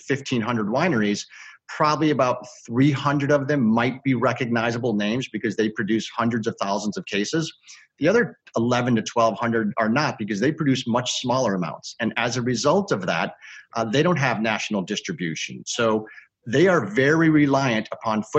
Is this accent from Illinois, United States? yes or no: yes; Chicago, Illinois, United States; I've lived in Chicago all my life